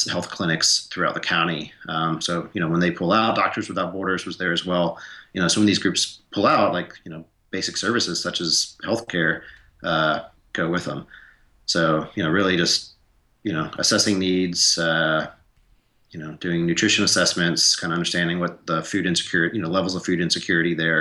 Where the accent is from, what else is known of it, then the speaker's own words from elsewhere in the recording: Atlanta, Georgia, United States; also born or lived in Montana / South Sudan; I grew up in Atlanta. I grew up in the city